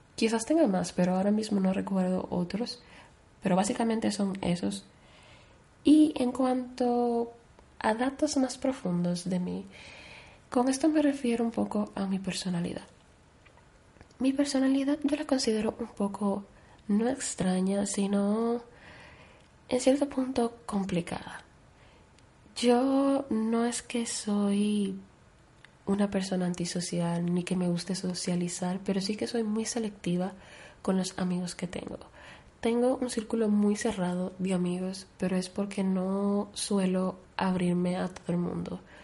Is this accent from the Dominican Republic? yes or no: yes; Dominican Republic; moved away; also born or lived in Spain; aparte de mi país natal, que es República Dominicana, pues, como ya he dicho, yo tengo doble nacionalidad, por lo que yo he vivido una gran parte de mi vida en España